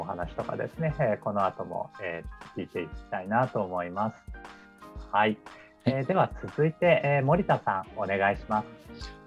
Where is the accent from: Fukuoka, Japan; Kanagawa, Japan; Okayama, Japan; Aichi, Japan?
Kanagawa, Japan; Yokohama; also born or lived in Tokyo; 私も横浜の出身なんですけど